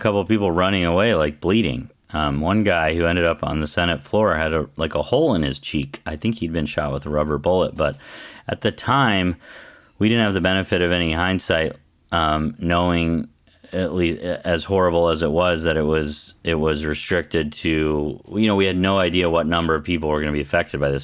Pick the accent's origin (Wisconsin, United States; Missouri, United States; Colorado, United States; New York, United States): Colorado, United States; Western; I, I grew up in Western Colorado in, like, a super conservative district.